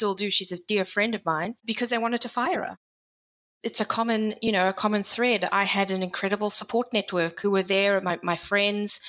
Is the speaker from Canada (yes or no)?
no; South Africa; moved away as an adult; also born or lived in United Kingdom / Geneva / United States; I'm a South African born and bred. I've lived in the UK. I've lived in Geneva, and I was in the US.